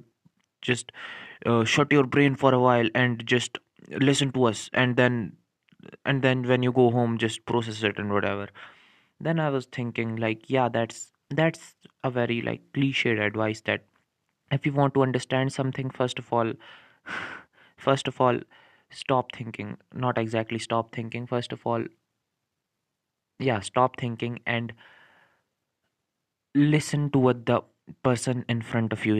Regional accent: India; I'm from India

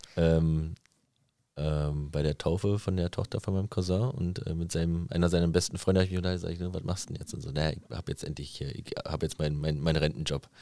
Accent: Berlin, Germany; ich bin in, in, in Südberlin aufgewachsen

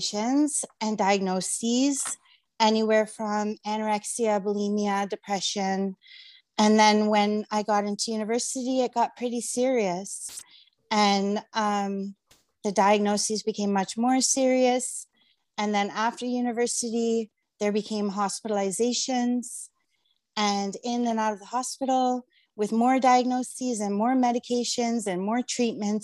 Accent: Mississauga, Ontario, Canada; from Mississauga and I'm a writer.

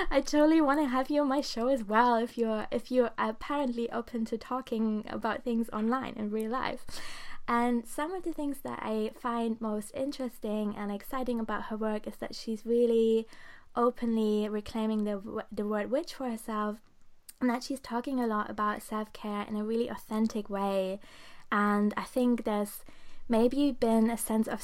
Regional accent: Germany; also born or lived in Portugal; now in Brighton, United Kingdom; I'm in Brighton in the UK right now, which I really love. And I'm originally from Germany

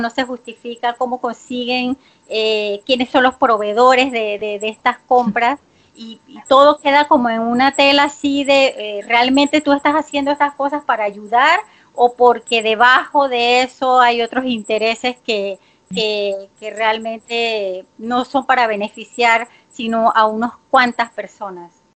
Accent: Panama; soy panameña

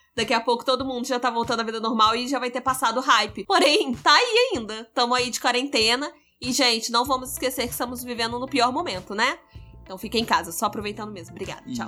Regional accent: São João de Meriti, Rio de Janeiro, Brazil; eu sou da Baixada Fluminense, ok? Cria de São João de Meriti

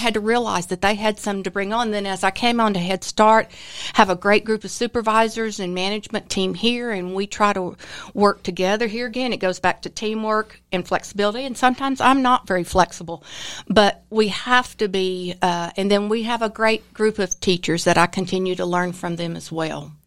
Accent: Austin, Texas, United States; moved away; I was raised in Austin, which, uh, is a beautiful place, and so everything grew there

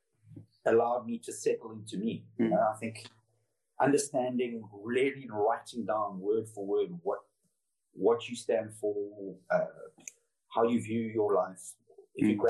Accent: Cape Town, Western Cape, South Africa; moved away as an adult; also born or lived in Noosa Heads, Australia / London, United Kingdom; I came from Cape Town, which is notorious for being clicky. So everyone knows your business

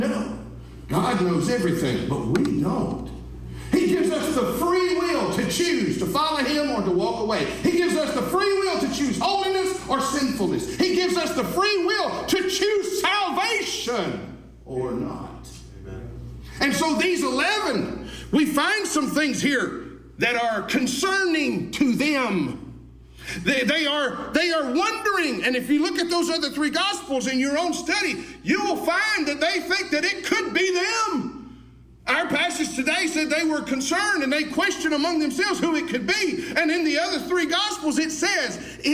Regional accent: Alabama, United States; I was born and raised in Alabama

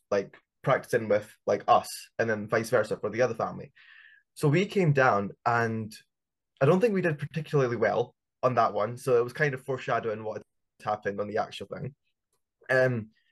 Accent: Scotland, United Kingdom; we're from Scotland

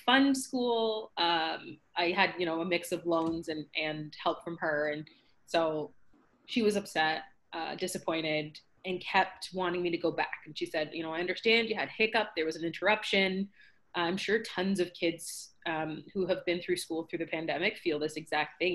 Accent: Scarborough, Ontario, Canada; So I'm from Scarborough, Ontario, Canada

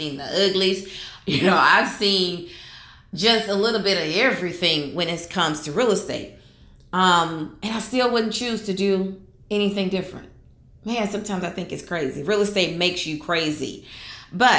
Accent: Houston, Texas, United States; I live in Houston, Texas. That's where I'm from. I was born and raised in Houston, Texas

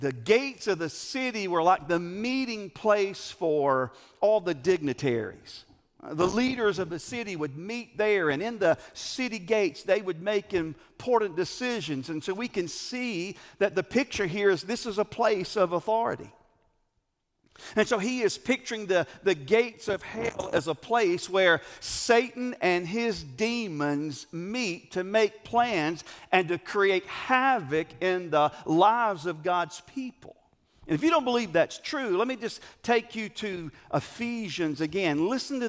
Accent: Greer, South Carolina, United States; I'm from Greer, or Grr

